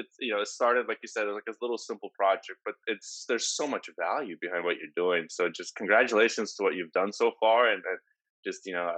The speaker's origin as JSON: {"language": "English", "town": "Portland", "region": "Oregon", "country": "United States", "said": "I'm from Portland, right? 20 years in Portland"}